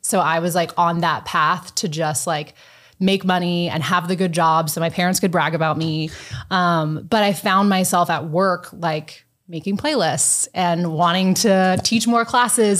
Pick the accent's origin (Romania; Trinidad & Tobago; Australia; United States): United States; Washington, District of Columbia; moved away as an adult; also born or lived in Louisville, Kentucky; now in Omaha, United States; I am from Washington, D C, born and raised.